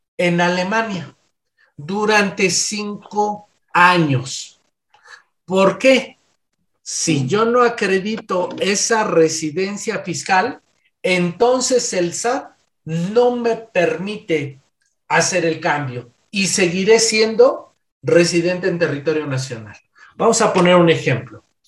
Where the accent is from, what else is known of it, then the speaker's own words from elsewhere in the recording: Mexico; soy de nacionalidad mexicana